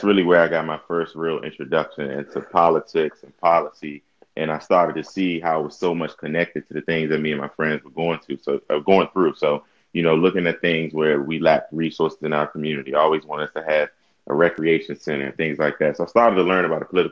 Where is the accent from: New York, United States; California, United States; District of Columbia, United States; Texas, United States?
District of Columbia, United States; Washington; also born or lived in Delaware; I'm born and raised in Washington, D.C.